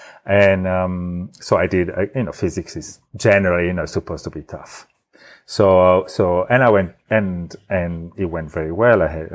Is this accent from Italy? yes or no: yes; Italy; accent: Italian; English is a second language; now I have an Italian accent, but in Italy, I even did, acting to polish my accent. And, so I had a neutral Italian accent. I removed the original.